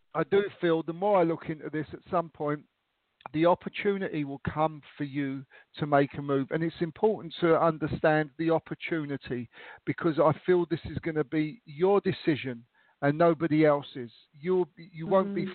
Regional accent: London, United Kingdom; moved away as an adult; now in Austria; I now live in Austria, in uh, next door to Germany, and I, I grew up in London

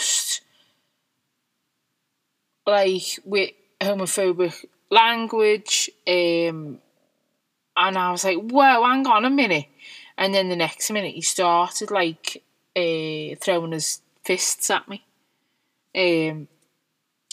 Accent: Liverpool, North West England, United Kingdom; I'm quite proud of being a Scouser, and I'm proud of where I come from

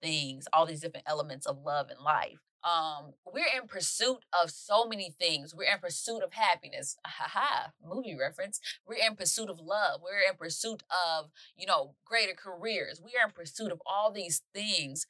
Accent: Mississippi, United States; I'm from Mississippi

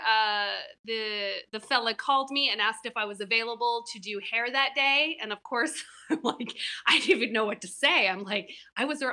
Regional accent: Seattle, Washington, United States; moved away as an adult; also born or lived in West Coast / New York; I'm from the West Coast, Seattle originally, and I lived up and down the West Coast doing hair

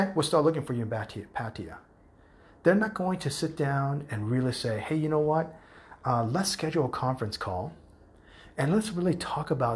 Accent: United States; first language English; moved away as an adult; I was raised in the United States

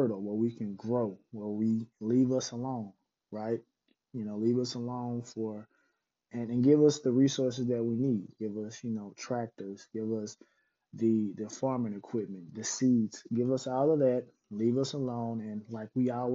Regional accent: Mississippi, United States; moved away; going back to my home state of Mississippi

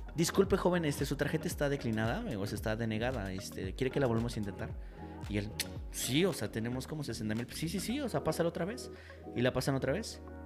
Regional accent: Mexico; nosotros venimos de México

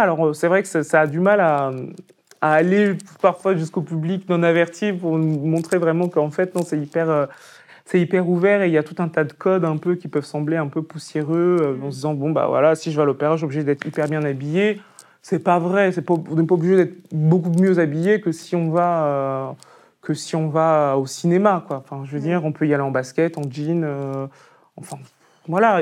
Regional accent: Picardy, Hauts-de-France, France; je suis Picard, parce que c'est vrai. Moi, je suis né en Picardie, c'est mes parents qui, qui sont venus de Côte d'Ivoire et du Cameroun.

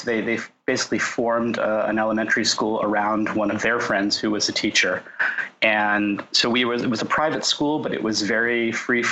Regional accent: Orange County, Southern California, United States; also born or lived in Los Angeles / San Diego; I grew up in Southern California, in Orange County

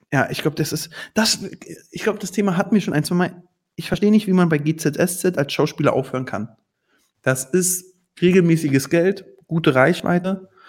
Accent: Berlin, Germany; Ich komme aus Berlin

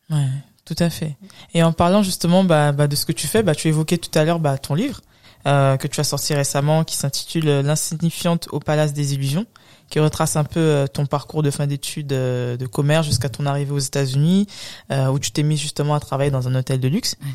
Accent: France; Je n'ai jamais eu de problème avec ma légitimité à être française. Je suis né en France, j'y ai fait mes études. Nous sommes enrichis d'une double culture et il est important de l'embrasser. Prenons mon pays d'origine, le Sénégal.

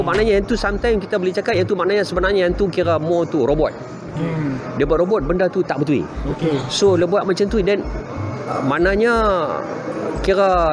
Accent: Penang Island, Malaysia; accent: Penang; moved away; also born or lived in Kuala Lumpur; orang kenal kita sebagai orang yang datang daripada anak jati Pulau Pinang

